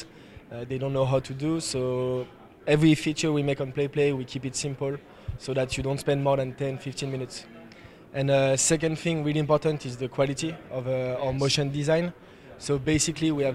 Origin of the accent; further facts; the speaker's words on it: Paris, Île-de-France, France; We come from Paris, France